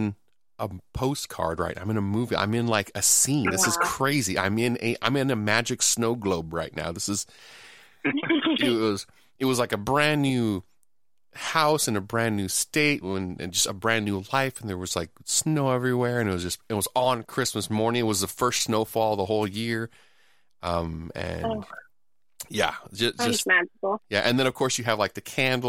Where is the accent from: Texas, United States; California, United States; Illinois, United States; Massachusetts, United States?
California, United States; Southern; we grew up in Southern California